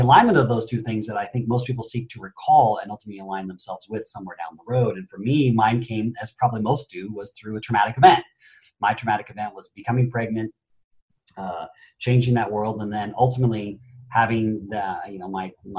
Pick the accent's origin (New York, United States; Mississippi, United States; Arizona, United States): Arizona, United States; Phoenix; born there; also born or lived in Japan; I was born in Phoenix, Arizona, and within a matter of months, I was off to Japan due to my mother and my father.